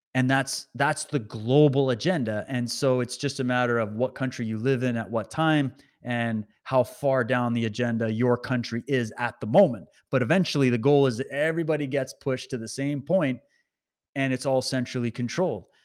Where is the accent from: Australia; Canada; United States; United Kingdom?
Canada; as a Canadian